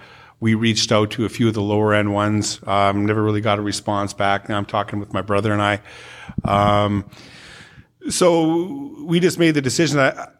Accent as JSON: {"language": "English", "town": "Calgary", "region": "Alberta", "country": "Canada", "said": "Even though I was from Calgary, the Oilers moved from the WHA to the NHL"}